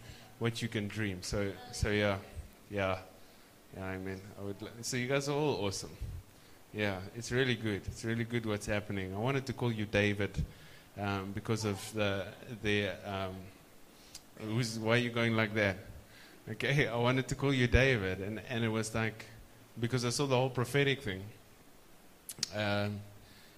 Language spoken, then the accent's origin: English; South Africa; South Africa, we say Ish